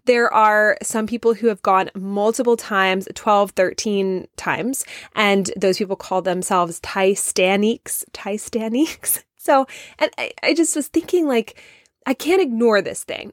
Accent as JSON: {"language": "English", "region": "the South", "country": "United States", "accent": "southern", "said": "my southern accent coming out a little bit"}